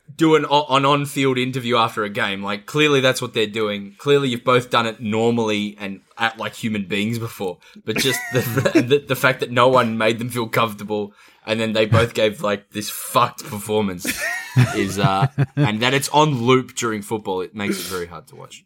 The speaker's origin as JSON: {"language": "English", "town": "Adelaide", "region": "South Australia", "country": "Australia", "tie": "born or raised there", "said": "when I grew up in Adelaide"}